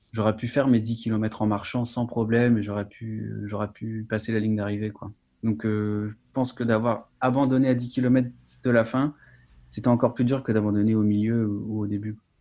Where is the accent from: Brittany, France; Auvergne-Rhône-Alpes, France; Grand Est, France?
Brittany, France; je suis breton